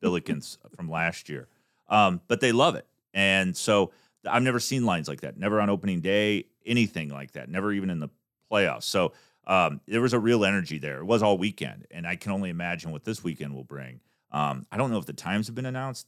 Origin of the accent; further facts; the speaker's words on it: Davenport, Iowa, United States; moved away; growing up, I'm from Davenport, Iowa